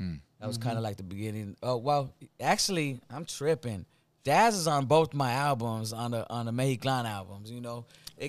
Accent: San Pedro, California, United States; We got together just growing up in San Pedro, you know, started from the projects, the Rancho San Pedro projects, right there in the port of Los Angeles, you know.

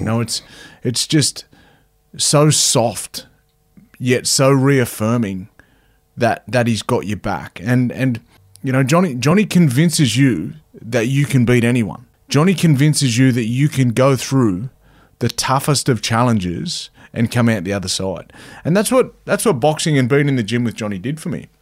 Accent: Cowra, New South Wales, Australia; also born or lived in Wagga Wagga; I'm a, I'm a Cowra boy. So, um, I grew up in a little place called Cowra

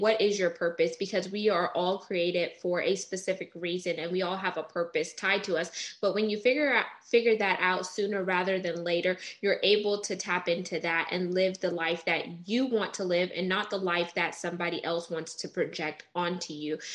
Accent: Texas, United States; I was born in Texas

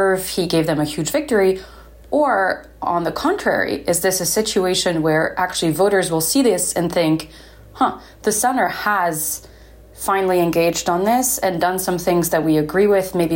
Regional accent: Belgium; moved away; I'm from Belgium

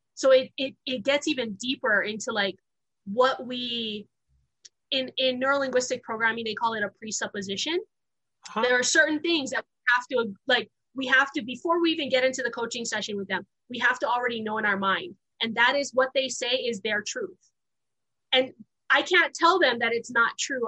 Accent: Honolulu, Hawaii, United States; moved away; also born or lived in Wyoming; I uh, was born and raised in Honolulu, Hawaii

